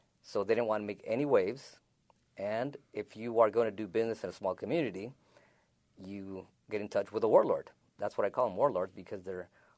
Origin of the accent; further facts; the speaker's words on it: California, United States; moved away as an adult; now in San Luis, United States; I live in San Luis, Arizona. I moved to San Luis, Arizona in 1986. I'm originally from California, Southern California.